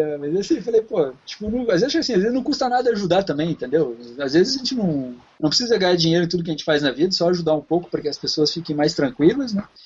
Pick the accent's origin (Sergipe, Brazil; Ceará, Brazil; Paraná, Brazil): Paraná, Brazil; Curitiba; moved away as an adult; now in Canada; eu venho de Curitiba, meu pai tem, teve uma loja de carro durante muitos anos